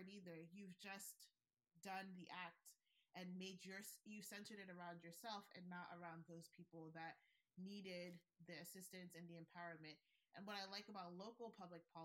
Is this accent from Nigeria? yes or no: yes; Nigeria; I'm Nigerian